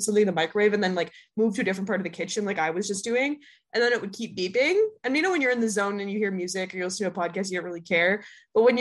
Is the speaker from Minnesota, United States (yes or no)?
yes; Minnesota, United States; now in New York, United States; I go home to Minnesota